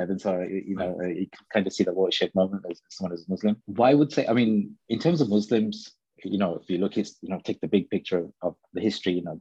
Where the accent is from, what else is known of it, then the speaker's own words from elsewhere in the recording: Birmingham, West Midlands, United Kingdom; now in Copenhagen, Denmark; I grew up in Birmingham